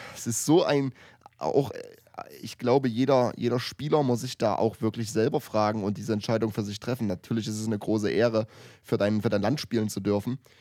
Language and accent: German; Germany; ich als Deutscher